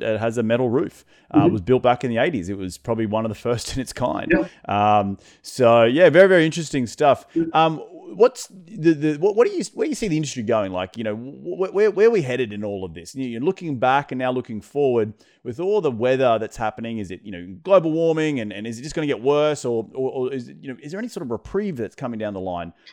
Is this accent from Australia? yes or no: yes; Australia; now in United States; I come from Australia